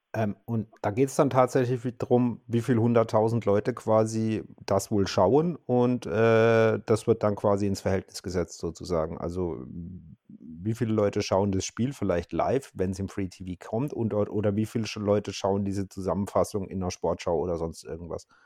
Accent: Karlsruhe, Baden-Württemberg, Germany; Ich bin gebürtiger Karlsruhe

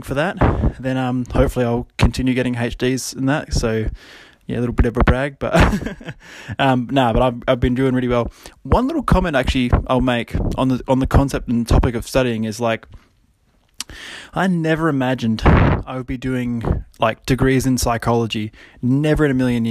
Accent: Australia; especially being like an Australian

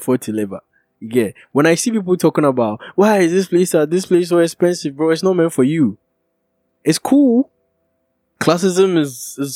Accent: Kumasi, Ashanti, Ghana; I'm from Kumasi

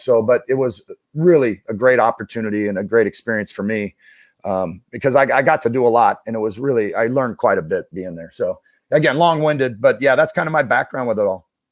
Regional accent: Issaquah, Washington, United States; now in Saint Louis, United States; I grew up outside of Seattle, um, in, uh, in a town called Issaquah

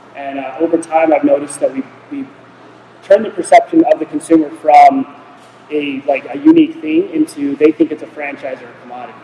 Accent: Nevada, United States; I am from Nevada.

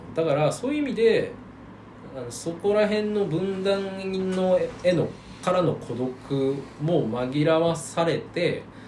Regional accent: Niigata, Japan; moved away; 新潟に帰ってまでフルリモートをやるようななんかバリバリチャキチャキ系の企業に勤めたくない

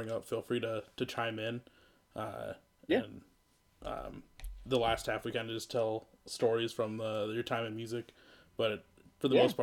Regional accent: Iowa, United States; now in Minneapolis, United States; I'm from Iowa, but I live in Minneapolis

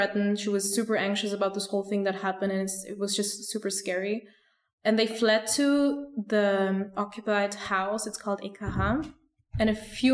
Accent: Vienna, Austria; I didn't feel safe in Vienna, in my hometown

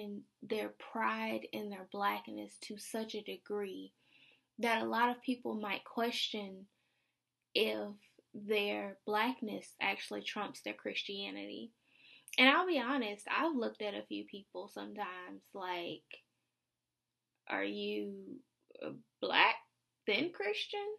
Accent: the South, United States; I'm a Southerner

